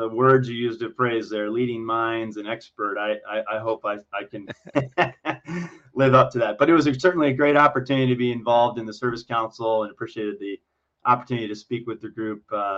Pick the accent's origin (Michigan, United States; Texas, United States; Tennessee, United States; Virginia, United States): Michigan, United States; also born or lived in Ohio; now in Illinois, United States; I was born in Ohio, raised in Michigan